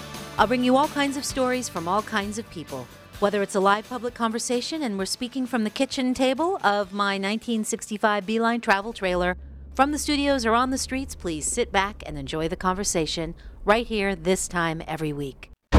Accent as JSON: {"language": "English", "town": "Los Angeles", "region": "California", "country": "United States", "tie": "born or raised there", "also_born_or_lived": "Northeast, United States", "moved": "yes", "said": "I grew up out West. I grew up in Los Angeles."}